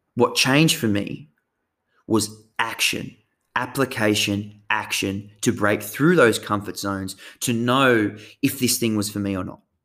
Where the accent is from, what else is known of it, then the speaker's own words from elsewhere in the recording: Tasmania, Australia; moved away as an adult; now in Sunshine Coast, Australia; the way I grew up down in Tassie, coastal Tassie